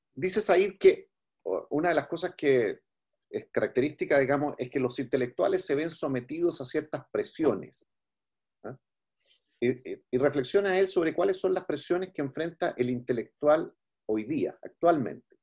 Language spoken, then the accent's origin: Spanish; Chile; como chilenos